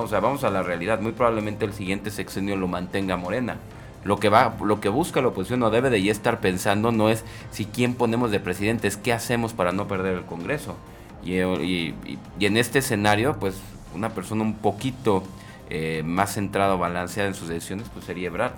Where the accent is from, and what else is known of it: Mexico